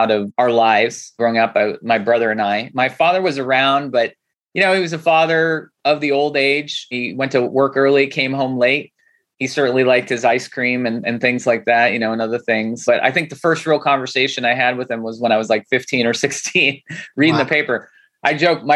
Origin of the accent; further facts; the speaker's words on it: Santa Clarita, California, United States; also born or lived in Los Angeles; growing up in Santa Clarita, it's funny. It's like LA. It's an hour north.